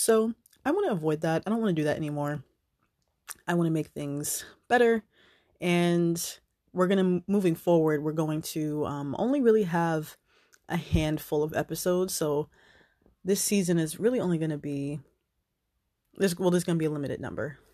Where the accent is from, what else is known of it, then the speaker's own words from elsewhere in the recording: New Jersey, United States; I am originally from New Jersey.